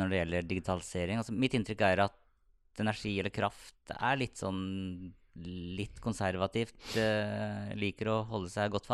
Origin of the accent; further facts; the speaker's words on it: Fredrikstad, Østfold, Norway; En fun fact, eh, altså, og, og er det bare å beklage at jeg er fra Fredrikstad